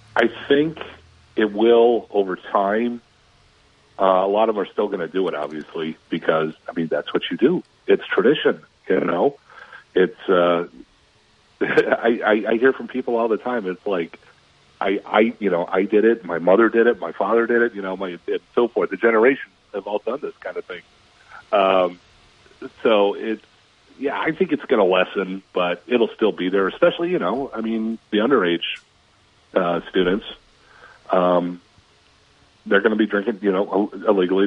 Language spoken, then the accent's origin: English; Minnesota, United States; moved away; I grew up in Minnesota